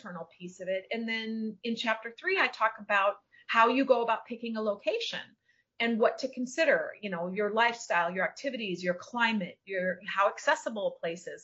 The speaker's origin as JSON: {"language": "English", "region": "Minnesota", "country": "United States", "also_born_or_lived": "California / Florida", "moved": "yes", "lives_now": "Isla Mujeres, Mexico", "said": "I'm from Minnesota"}